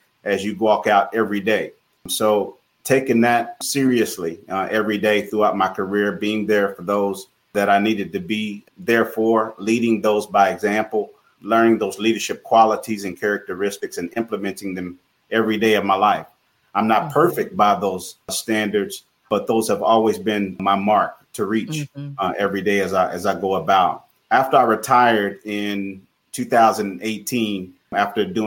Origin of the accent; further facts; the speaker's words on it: Tulsa, Oklahoma, United States; Growing up in Tulsa, Oklahoma, grew up in a household, close-knit family